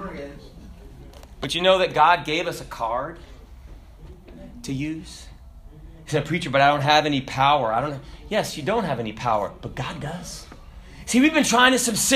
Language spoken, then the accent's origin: English; the South, United States; I'm from the South